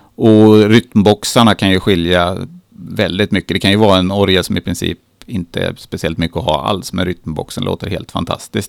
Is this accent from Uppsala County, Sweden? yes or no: no; Katrineholm, Södermanland, Sweden; jag är uppvuxen i Katrineholm